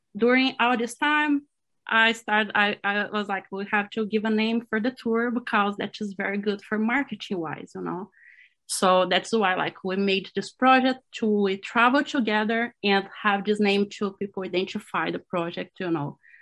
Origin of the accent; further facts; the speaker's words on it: Brazil; English is a second language; moved away as an adult; also born or lived in Cleveland; now in Florida, United States; directly from Florida right now, but I'm from Brazil.